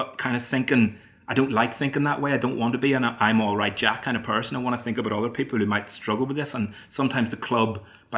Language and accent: English; Ireland; moved away; as an Irishman, I have to go home at Christmas